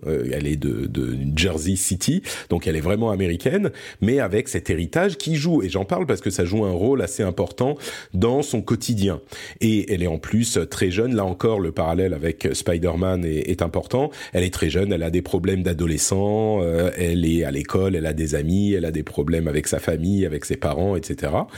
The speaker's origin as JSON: {"language": "French", "country": "France", "tie": "born or raised there", "also_born_or_lived": "Lebanon", "said": "je suis né au Liban. Euh, et du coup, on a immigré en France quand j'étais tout petit"}